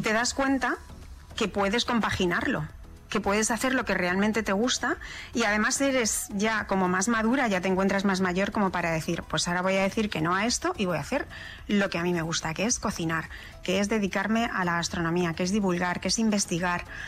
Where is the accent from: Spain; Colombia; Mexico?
Spain; Madrid, Community of Madrid; also born or lived in Socuéllamos, Ciudad Real, Castilla-La Mancha; yo soy manchega, nací en un pueblo de La Mancha, que es Socuéllamos, desde la provincia de Ciudad Real, pero luego me crié en Madrid